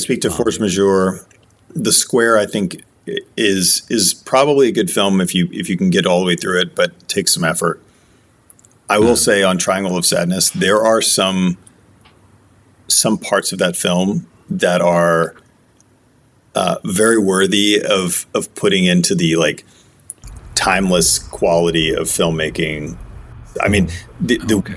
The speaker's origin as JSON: {"language": "English", "country": "United States", "said": "I'm I'm American"}